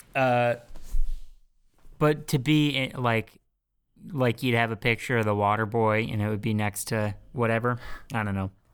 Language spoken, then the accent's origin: English; California, United States; moved away; we're all from California and moved somewhere else